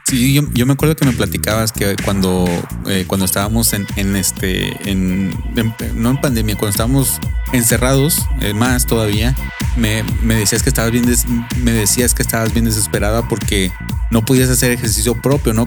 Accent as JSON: {"language": "Spanish", "country": "Mexico", "said": "yo como soy mexicano, eh, es muy importante eh, en mi cultura"}